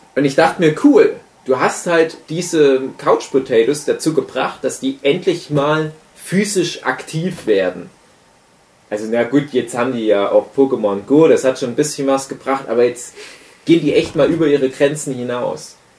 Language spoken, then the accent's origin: German; Griesbach, Saxony, Germany; moved away; in meiner Heimat Griesbach im Erzgebirge, Teil der Gemeinde Träbach